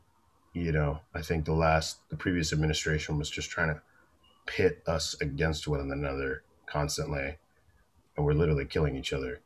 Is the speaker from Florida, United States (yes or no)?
yes; Florida, United States; I'm from Florida